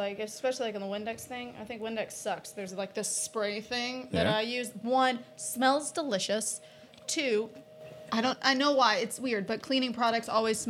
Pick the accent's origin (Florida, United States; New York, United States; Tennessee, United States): Tennessee, United States; Nashville; moved away as an adult; also born or lived in Lexington, Kentucky; now in Cincinnati, United States; I'm from Nashville, Tennessee.